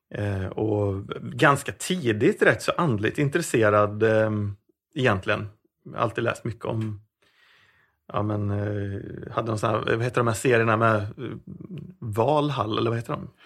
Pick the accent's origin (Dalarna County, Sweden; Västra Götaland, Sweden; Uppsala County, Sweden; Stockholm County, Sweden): Västra Götaland, Sweden; Vårgårda; also born or lived in Sundsvall; jag är egentligen född i Sundsvall men vi flyttade ner till eh, Vårgårda när jag var runt sex ah. Vårgårda som är alltså grannorten med Allingsås här.